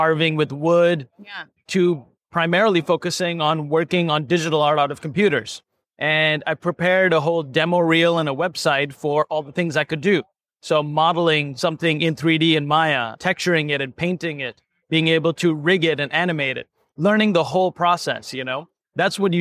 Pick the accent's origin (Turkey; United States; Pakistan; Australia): Pakistan; moved away; I grew up in Pakistan